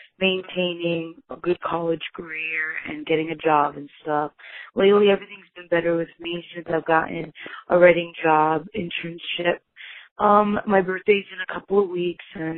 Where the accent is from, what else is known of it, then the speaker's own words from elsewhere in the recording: East Coast, United States; I am from the East Coast and it gets really cold